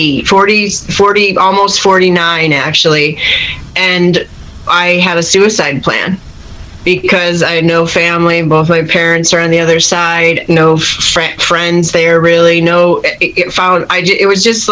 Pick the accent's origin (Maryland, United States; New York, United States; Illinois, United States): Illinois, United States; Chicago; moved away; also born or lived in San Francisco Bay Area, United States / Los Angeles, United States; I'm from Chicago originally